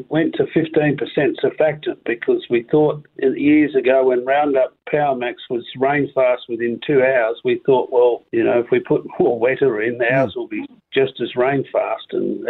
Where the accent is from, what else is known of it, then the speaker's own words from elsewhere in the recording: Noongar, Western Australia, Australia; I'm a farmer from Noongar